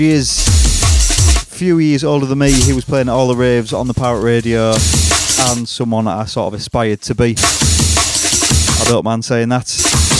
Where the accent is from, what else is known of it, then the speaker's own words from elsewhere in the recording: Hull, Yorkshire and the Humber, United Kingdom; my hometown of Hull